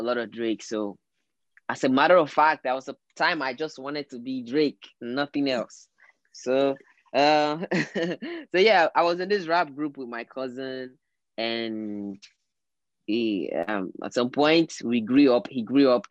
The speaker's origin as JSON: {"language": "English", "town": "Port Harcourt", "region": "Rivers State", "country": "Nigeria", "tie": "born or raised there", "moved": "as an adult", "lives_now": "Lagos, Nigeria", "said": "I was born there. And I grew up there."}